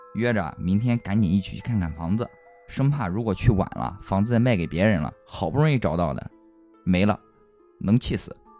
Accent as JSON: {"language": "Chinese", "town": "Xuzhou", "region": "Jiangsu", "country": "China", "said": "在我们徐州这边的这个北区"}